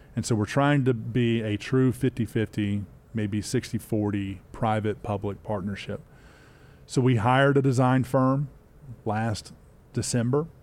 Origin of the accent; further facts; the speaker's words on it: Spartanburg, South Carolina, United States; also born or lived in Charlotte, North Carolina; I grew up nearby in Spartanburg, South Carolina.